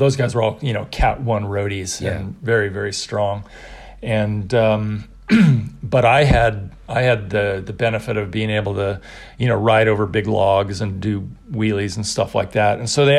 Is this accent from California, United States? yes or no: yes; Mendocino, California, United States; I was an outsider. I was this kid from Mendocino.